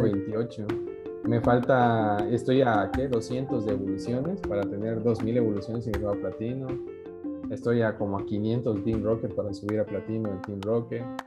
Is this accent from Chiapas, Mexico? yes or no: yes; southern Chiapas, Mexico; nosotros que somos de aquí del sur de Chiapas